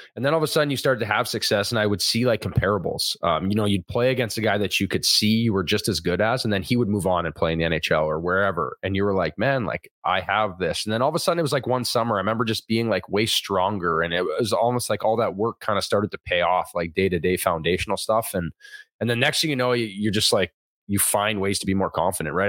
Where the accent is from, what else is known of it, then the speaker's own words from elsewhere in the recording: Thunder Bay, Ontario, Canada; I grew up in Thunder Bay, Ontario.